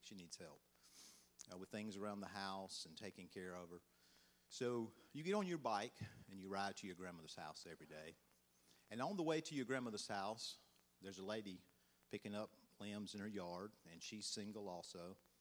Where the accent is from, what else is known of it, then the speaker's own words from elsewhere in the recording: Georgia, United States; accent: country; "Where do you think I'm from?" They always guess Alabama, and I'm like, "Nah, Georgia."